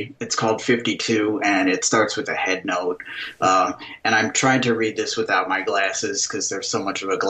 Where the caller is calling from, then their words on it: Middleburg Heights, Ohio, United States; I'm calling from Middleburg Heights, Ohio, which is a suburb of Cleveland.